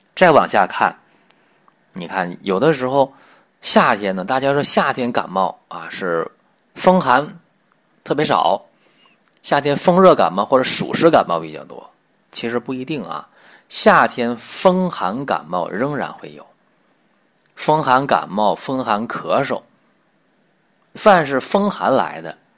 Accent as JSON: {"language": "Chinese", "country": "China", "said": "我们中国人黄种人的脸色"}